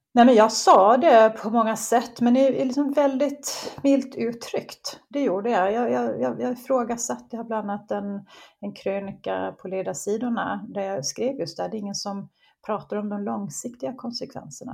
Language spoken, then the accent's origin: Swedish; Gotland, Sweden; accent: Gotlandic; moved away as an adult; also born or lived in Bromma, Stockholm; now in Höllviken, Sweden; man, kan luras av min dialekt, men jag är ju uppvuxen på Gotland, men jag bor i Skåne sedan ja, 25 år